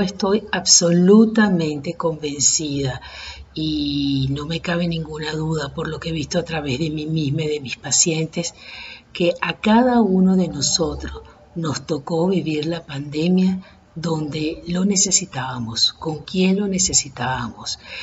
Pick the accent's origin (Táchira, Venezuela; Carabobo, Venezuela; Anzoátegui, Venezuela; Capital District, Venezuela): Capital District, Venezuela; Caracas; los que somos caraqueños y venezolanos